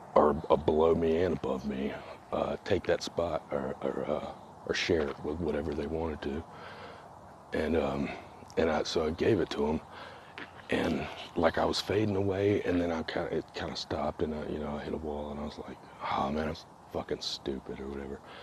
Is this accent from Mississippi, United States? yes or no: yes; Mississippi, United States; I am from Mississippi